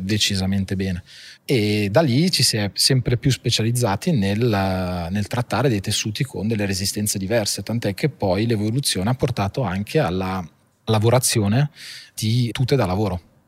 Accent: Monza, Lombardy, Italy; also born or lived in Milan / Paris / Argentina; io sono nato a Milano alla fine ho sempre vissuto a Monza

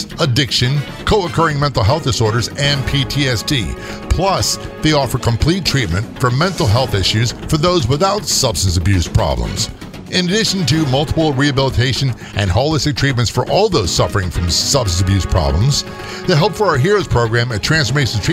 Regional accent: East Coast, United States; I'm from the East Coast

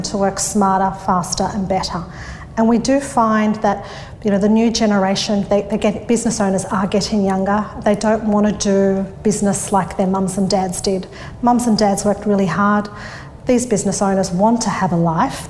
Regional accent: Sydney, New South Wales, Australia; I grew up in Thornlie, which is the northwest of Sydney. I was born and bred around there.

